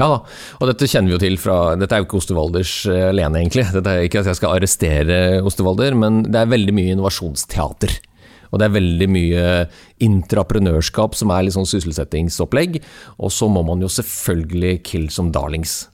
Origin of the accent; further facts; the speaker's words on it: Norway; som nordmann